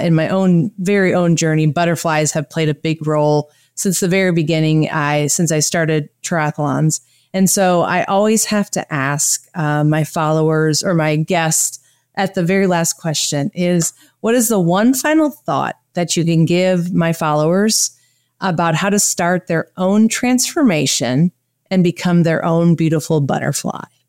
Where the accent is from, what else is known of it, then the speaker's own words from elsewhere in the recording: Michigan, United States; moved away; also born or lived in Wisconsin; I was born in Michigan and I, uh, lived in Wisconsin